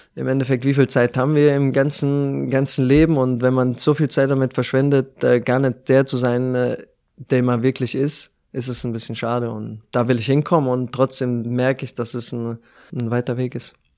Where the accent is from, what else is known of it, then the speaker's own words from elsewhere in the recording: Germany; moved away as an adult; now in Moscow, Russia; sehr nah an meiner Heimat